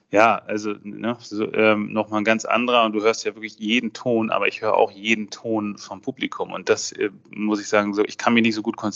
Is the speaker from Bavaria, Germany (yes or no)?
no; Mecklenburg-Vorpommern, Germany; Äh, Kaspar David Friedrich natürlich kommt aus meiner Region, wo ich aufgewachsen bin, Vorpommern-Rügen.